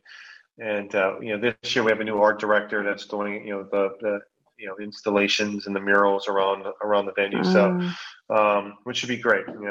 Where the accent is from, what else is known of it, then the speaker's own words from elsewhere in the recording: Hawaii, United States; I grew up in Hawaii